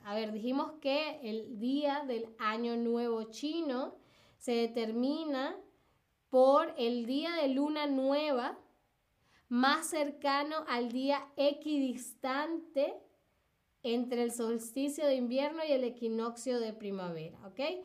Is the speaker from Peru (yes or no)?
no; Caracas, Capital District, Venezuela; now in Berlin, Germany; en Caracas, donde, de donde vengo yo en Venezuela